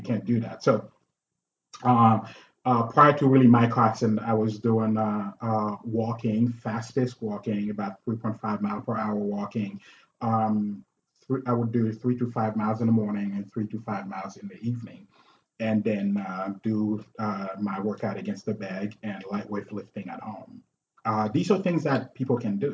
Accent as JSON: {"language": "English", "country": "Haiti", "tie": "born or raised there", "moved": "yes", "lives_now": "United States", "said": "I'm from Haiti. Uh, when I came here in '94"}